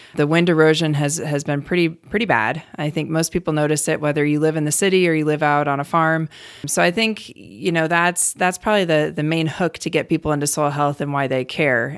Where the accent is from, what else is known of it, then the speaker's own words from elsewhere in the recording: Cleveland, Ohio, United States; moved away as an adult; also born or lived in Colorado / Wyoming / Virginia; now in North Dakota, United States; I grew up in Cleveland, Ohio, not having anything to do with agriculture